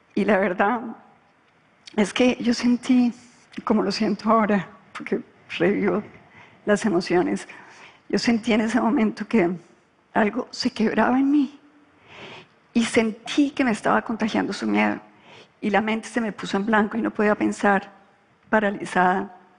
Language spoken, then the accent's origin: Spanish; Colombia; cuando yo ingresé a la política en Colombia